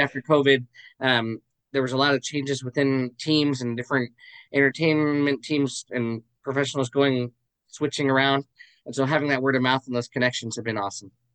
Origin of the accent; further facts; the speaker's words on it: Arizona, United States; I'm from Arizona, so I would um, do it uh, for different local church talent shows